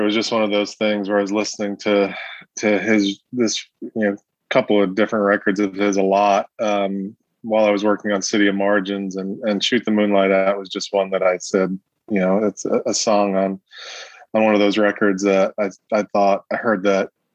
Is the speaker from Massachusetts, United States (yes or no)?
no; New York City, New York, United States; pretty much my whole experience growing up was in this kind of you know these these tight knit Italian American families in southern Brooklyn